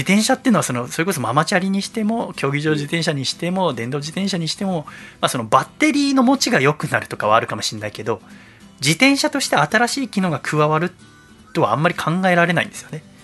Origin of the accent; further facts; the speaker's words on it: Yokohama, Kanagawa, Japan; うちの実家その一軒家横浜のね